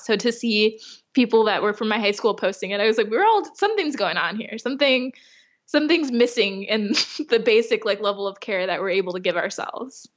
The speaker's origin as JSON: {"language": "English", "town": "Chicago", "region": "Illinois", "country": "United States", "moved": "as an adult", "lives_now": "California, United States", "said": "being from the Midwest. I'm from Chicago."}